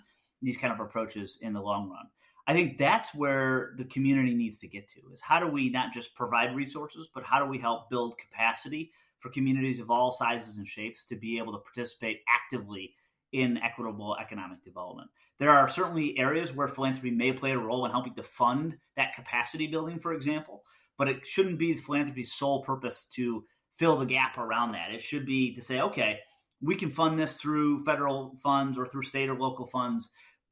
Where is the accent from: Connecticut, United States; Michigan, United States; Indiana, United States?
Michigan, United States; So I'm from Michigan, so I spent a lot of time in Michigan, and Detroit's, you know, close to home.